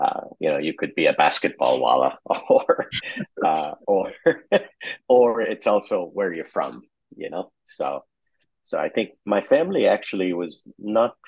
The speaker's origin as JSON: {"language": "English", "town": "Karachi", "region": "Sindh", "country": "Pakistan", "tie": "born or raised there", "also_born_or_lived": "San Francisco", "moved": "as an adult", "said": "I grew up in Pakistan. I was lucky in that they really invested in my education early, and I was lucky enough to go to the American school there in Pakistan, in Karachi"}